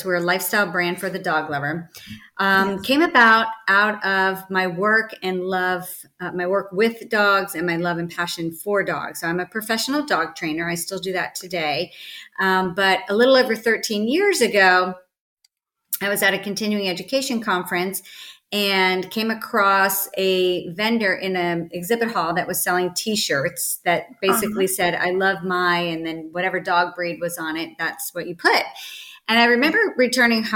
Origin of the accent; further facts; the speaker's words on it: Northern Virginia, United States; moved away as an adult; now in California, United States; I grew up in Virginia, Northern Virginia, outside of DC.